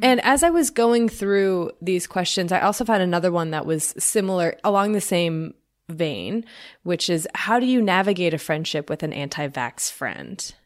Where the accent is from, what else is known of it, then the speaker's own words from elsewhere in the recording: Kentucky, United States; also born or lived in Florida; I moved from Florida to Kentucky